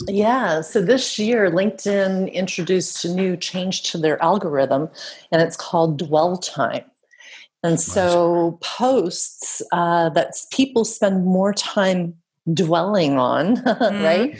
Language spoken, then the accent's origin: English; Canada; accent: Canadian; moved away as an adult; now in Netherlands; that's how you know I'm Canadian because I said the about